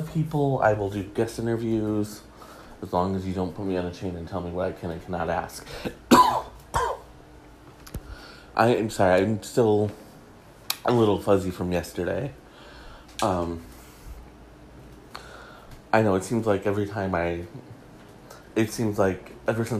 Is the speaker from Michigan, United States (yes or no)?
yes; Detroit, Michigan, United States; he's my hometown boy